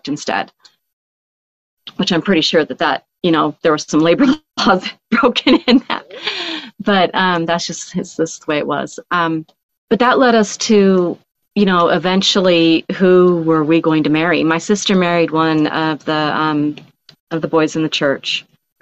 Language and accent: English; Rapid City, South Dakota, United States; also born or lived in Oregon; I'm from South Dakota